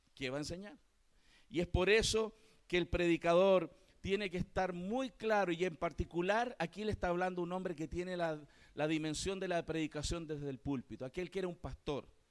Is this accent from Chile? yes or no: yes; Chile